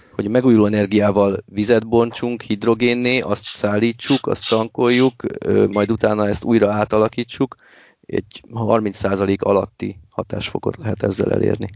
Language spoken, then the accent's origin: Hungarian; Miskolc, Borsod-Abaúj-Zemplén, Hungary